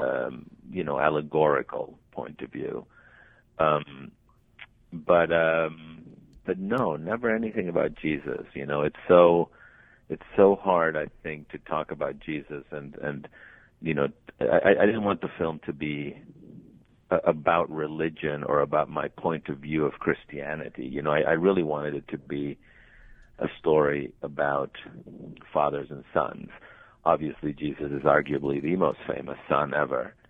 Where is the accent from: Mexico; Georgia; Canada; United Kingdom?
Mexico; Mexico City; moved away as an adult; also born or lived in Colombia; now in Los Angeles, United States; I was born in Colombia. My parents are Colombian, but I grew up mostly in Mexico City